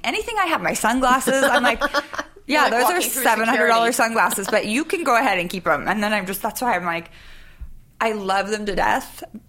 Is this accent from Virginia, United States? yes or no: no; Sacramento, California, United States; moved away; also born or lived in New York; Sacramento, California.